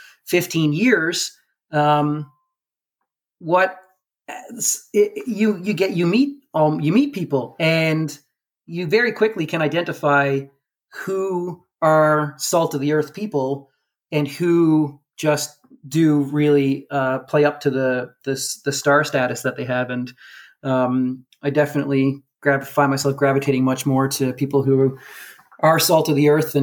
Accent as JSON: {"language": "English", "town": "Mount Pearl", "region": "Newfoundland and Labrador", "country": "Canada", "tie": "born or raised there", "also_born_or_lived": "St. John's, Newfoundland", "said": "always a part of my upbringing growing up in Newfoundland"}